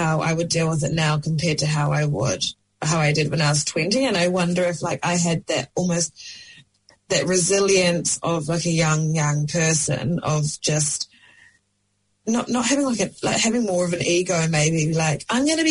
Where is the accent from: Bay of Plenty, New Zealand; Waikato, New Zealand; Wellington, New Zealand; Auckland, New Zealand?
Auckland, New Zealand; I'm from Devonport in Auckland, and it's quite a musical community, really